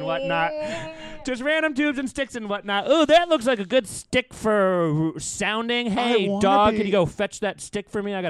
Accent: New England, United States; I am from New England

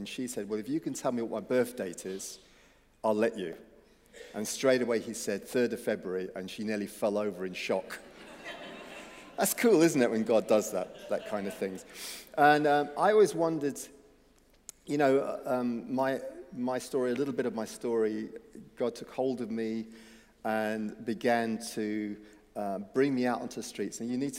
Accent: England, United Kingdom; also born or lived in Cape Town, South Africa; I was born in Cape Town, South Africa. I was 3 and a half when I came to England

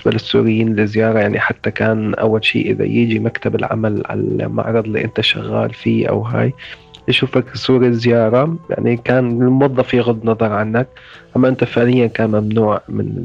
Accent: Izraa, Daraa Governorate, Syria; moved away as an adult; من مدينة إزرع بريف درعا درست اقتصاد بجامعة دمشق آه، اشتغلت بالهلال الأحمر السوري قسم الإسعاف طلعت من سوريا بسنة 2015

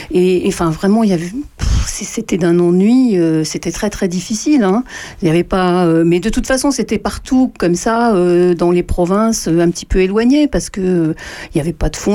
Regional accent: Auxerre, Bourgogne-Franche-Comté, France; moved away as an adult; also born or lived in Toucy / Paris; Moi, je suis né au Serre.

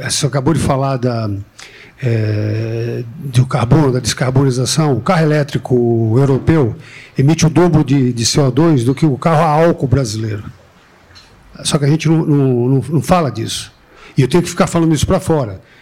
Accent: Brazil; Eu sou brasileiro, mas trabalho para uma, uma multinacional europeia.

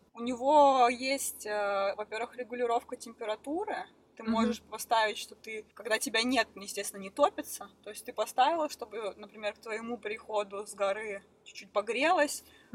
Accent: Krasnoyarsk, Krasnoyarsk Krai, Russia; moved away as an adult; also born or lived in Moscow / Aosta Valley, Italy; now in Italy; я из Красноярска

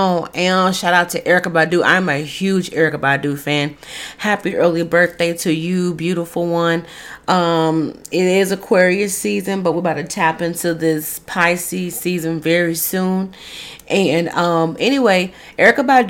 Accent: Dallas, Texas, United States; my hometown, Dallas

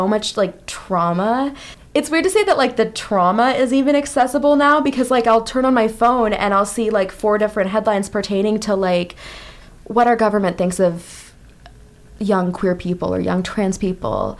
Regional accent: Iowa, United States; moved away; Steve King, like the congressman from my home state

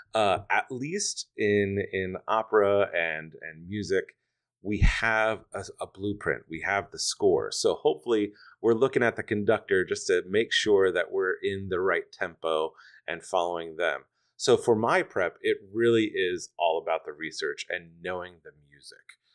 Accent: Stroudsburg, Pennsylvania, United States; also born or lived in New York City; now in Detroit, United States; I'm from a small town in the Poconos, Stroudsburg, Pennsylvania

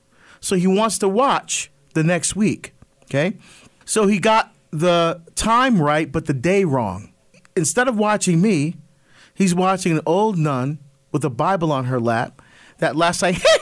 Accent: Barbados; Now, it started to air internationally, including my home country of Barbados.

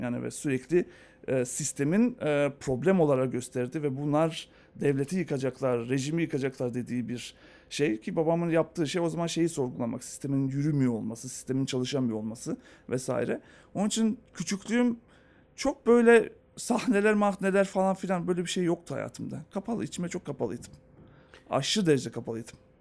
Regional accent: Skopje, North Macedonia; moved away; ben Yugoslavya'da doğdum.

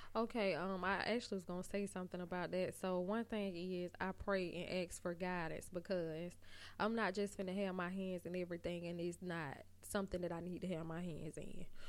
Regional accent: Montgomery, Alabama, United States; I am from Montgomery, Alabama

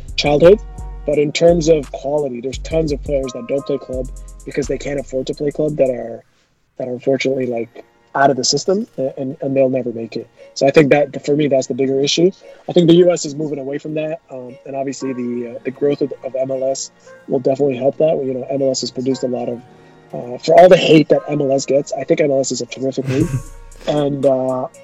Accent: Canada; I grew up in Canada.

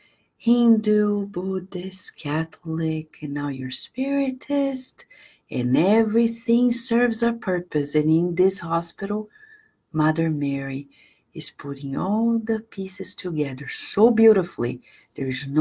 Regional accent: Brazil; moved away as an adult; now in United States; I was born in Brazil and I've been in the US and I'm American too. It's been 22 years.

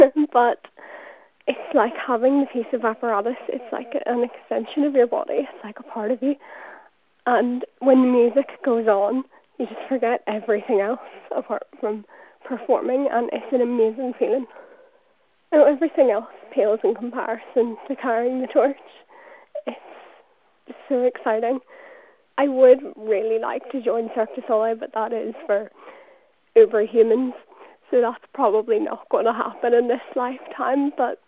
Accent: Newtownabbey, Northern Ireland, United Kingdom; I'm 17 from Newton Abbey

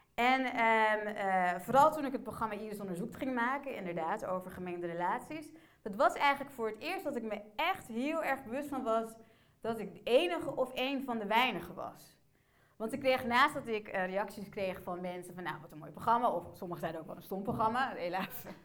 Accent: Emmen, Drenthe, Netherlands; also born or lived in Port-au-Prince, Haiti; Ik ben geboren in Port-au-Prince. Na drie maanden ben ik naar Nederland gekomen, naar Emmen, de parel van het noorden.

